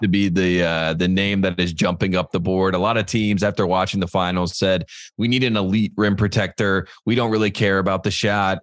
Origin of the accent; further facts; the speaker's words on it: United States; as an American